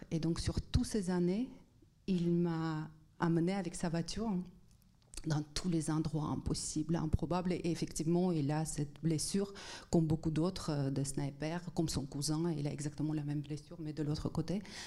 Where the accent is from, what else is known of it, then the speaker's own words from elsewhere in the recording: Armenia; also born or lived in Netherlands; now in France; je viens d'Arménie soviétique